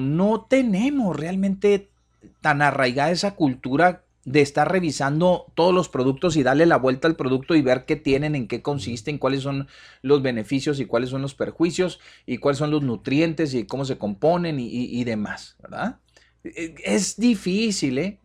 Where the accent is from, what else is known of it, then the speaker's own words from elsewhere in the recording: Mexico; nosotros como mexicanos